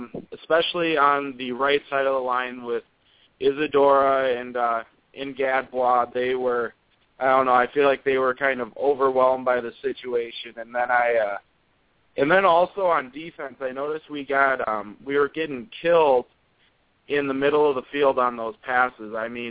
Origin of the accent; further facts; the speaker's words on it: Minnesota, United States; I'm from Minnesota, and I grew up a Canes fan